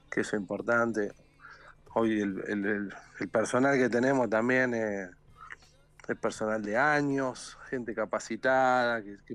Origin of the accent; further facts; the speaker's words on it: Argentina; now in Brazil; pero yo como, argentino siempre también pensé la forma que siempre se sale adelante